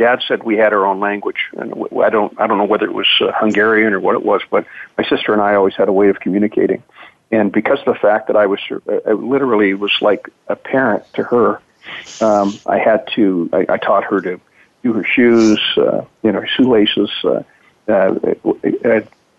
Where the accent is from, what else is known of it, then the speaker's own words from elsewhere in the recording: Edmonton, Alberta, Canada; I grew up in Canada and was born in Edmonton.